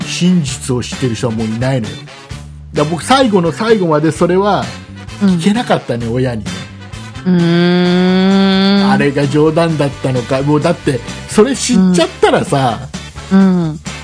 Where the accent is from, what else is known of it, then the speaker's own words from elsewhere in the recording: Kisarazu, Chiba, Japan; うちの地元木更津の総合高校